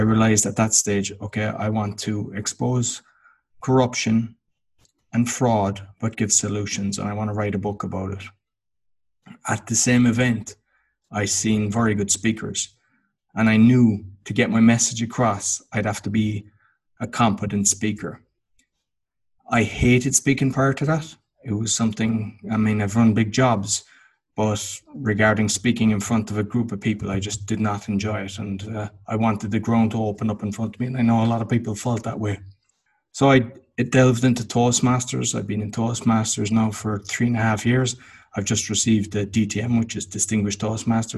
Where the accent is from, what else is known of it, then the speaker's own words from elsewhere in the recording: Cork, Munster, Ireland; moved away as an adult; now in Łódź, Poland; I'm Irish. I'm from Cork in Ireland. And in 2007, I moved to Łódź in Poland, and I've been living there ever since.